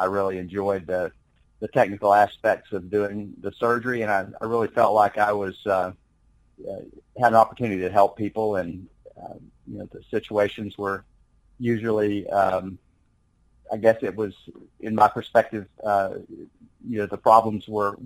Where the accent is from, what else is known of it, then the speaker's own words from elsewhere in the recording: Corsicana, Texas, United States; also born or lived in Sewanee, Tennessee / Tucson, Arizona / Columbia, Missouri; now in Midland, United States; I grew up in Central Texas in Corsicana